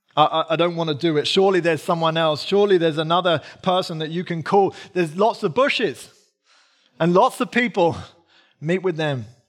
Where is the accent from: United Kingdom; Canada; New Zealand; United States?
United Kingdom; I'm British